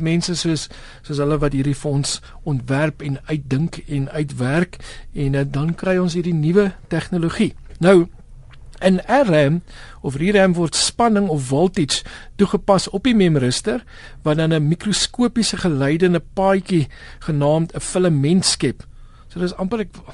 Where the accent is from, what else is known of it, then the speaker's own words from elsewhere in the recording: Western Cape, South Africa; Ek het groot geword onder in die Weskaap